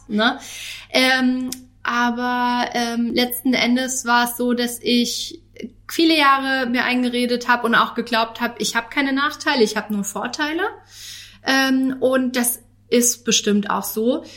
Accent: Northern Hesse, Germany; now in Karlsruhe, Germany; meine Familie ist in meiner Heimat, also in Nordhessen

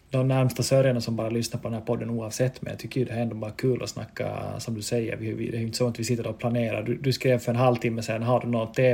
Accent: Vaasa, Ostrobothnia, Finland; accent: Vasa dialect; Jag, jag vill ju tro att jag har ännu dialekten kvar från, från Vasa men folk brukar ju såga mig då. Jag säger att jag har en Vasadialekt.

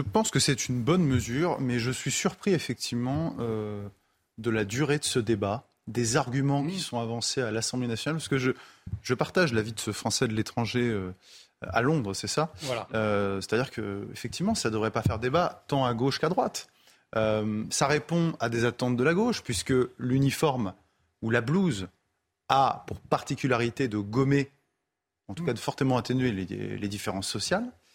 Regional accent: France; en tant que Français

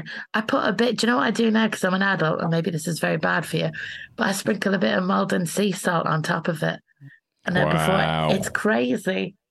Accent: Ireland; now in London, United Kingdom; Like, I've moved to London. I'm from Ireland originally.

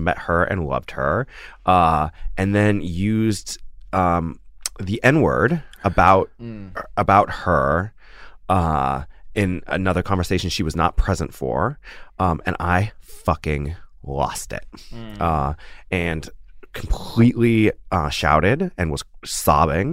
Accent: Washington, United States; also born or lived in Minnesota; where I grew up in Washington

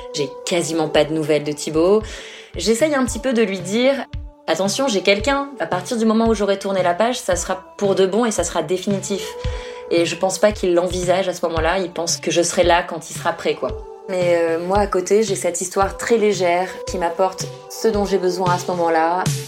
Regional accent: France; moved away as an adult; now in Australia; je suis française

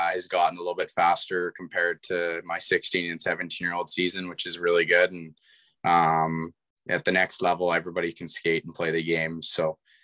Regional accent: Kamloops, British Columbia, Canada; my hometown

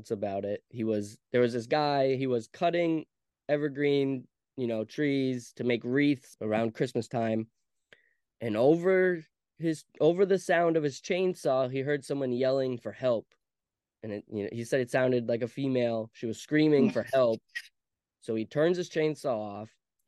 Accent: Bartonsville, Vermont, United States; I grew up on North Bartonsville Road. Yeah. Right at the base of Mount Ephraim

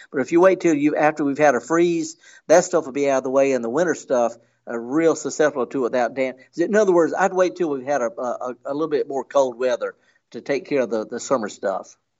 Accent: Mississippi, United States; I'm from Mississippi. I'm in Oklahoma.

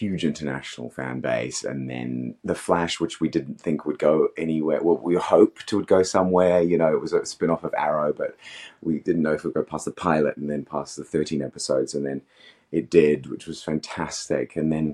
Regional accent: Australia; also born or lived in Africa; I grew up in Africa and Australia, so I don't know.

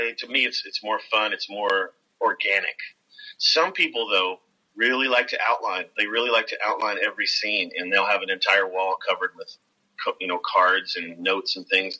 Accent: Kentucky, United States; Growing up in Kentucky

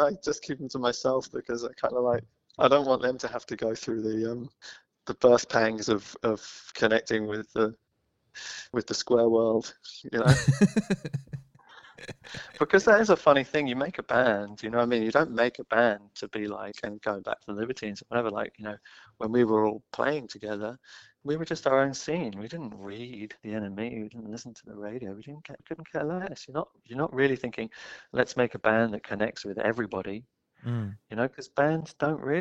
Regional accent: London, United Kingdom; I grew up in Muswell Hill

